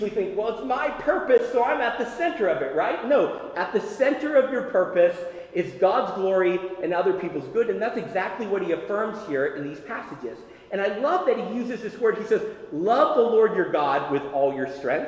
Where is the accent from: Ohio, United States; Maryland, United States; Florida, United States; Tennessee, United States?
Tennessee, United States; When I was a boy, I was growing up in Tennessee